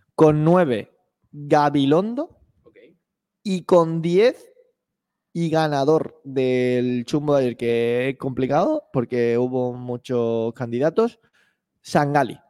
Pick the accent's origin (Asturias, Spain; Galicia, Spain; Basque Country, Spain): Asturias, Spain; now in Málaga, Spain; como asturiano considero que Málaga es mi ciudad y donde espero estar